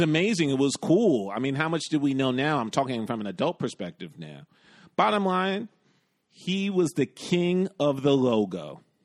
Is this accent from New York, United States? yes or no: yes; New York, United States; When I was a little kid growing up in the West Village with my mom and then later on in the Bronx with my grandparents